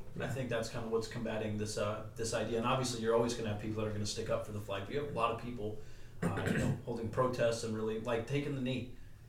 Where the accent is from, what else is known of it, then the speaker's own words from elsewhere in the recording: United States; as an American